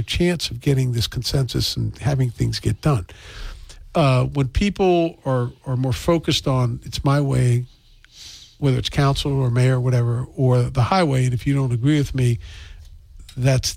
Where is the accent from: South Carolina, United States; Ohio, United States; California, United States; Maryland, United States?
Maryland, United States; now in New Bedford, United States; I was somebody who was new here. I was from Maryland